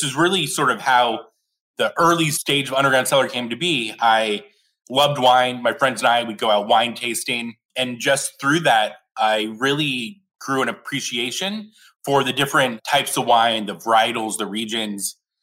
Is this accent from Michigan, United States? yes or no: no; Scottsdale, Arizona, United States; moved away as an adult; now in San Francisco, United States; I was back in my hometown of Scottsdale, Arizona